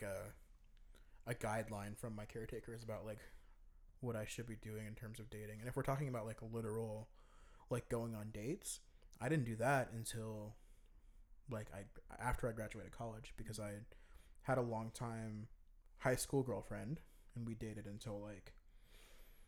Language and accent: English; Fayetteville, North Carolina, United States; moved away as an adult; also born or lived in Raleigh, North Carolina / New Orleans; I'm born and raised in Fayetteville, North Carolina